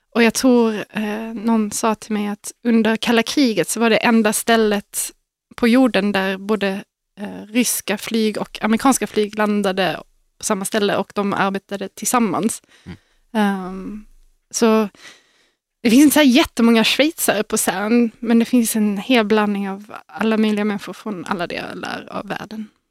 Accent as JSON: {"language": "Swedish", "town": "Malmö", "region": "Skåne", "country": "Sweden", "tie": "born or raised there", "moved": "yes", "said": "I Malmö"}